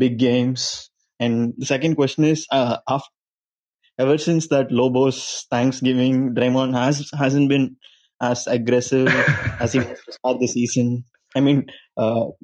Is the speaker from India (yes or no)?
yes; India; I'm from India